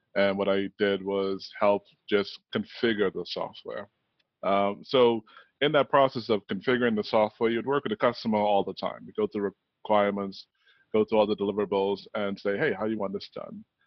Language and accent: English; Bahamas; growing up in the Bahamas